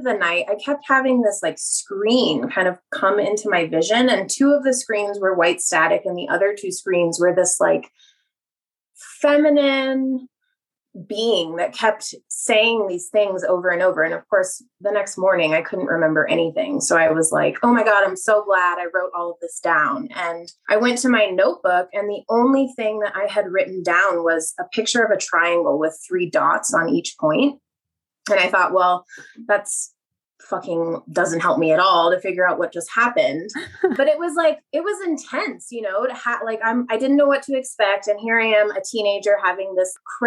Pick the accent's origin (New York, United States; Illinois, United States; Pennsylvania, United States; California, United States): California, United States; Mammoth Lakes; growing up in Mammoth, like at 8,000 feet